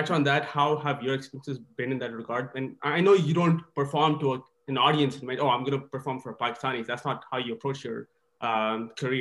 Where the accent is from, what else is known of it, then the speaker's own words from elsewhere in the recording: Kuwait; moved away as an adult; also born or lived in India; now in United States; I was born in India, then I moved to Kuwait in grade one, and, you know, I spent my majority of my growing years there